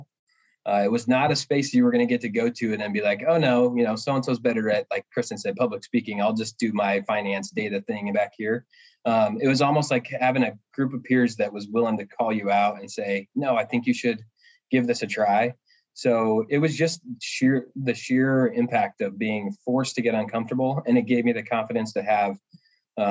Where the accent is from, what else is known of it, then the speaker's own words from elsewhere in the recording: Northeast Nebraska, United States; moved away as an adult; also born or lived in Omaha, Nebraska; now in Cedar Rapids, United States; I grew up in Northeast Nebraska.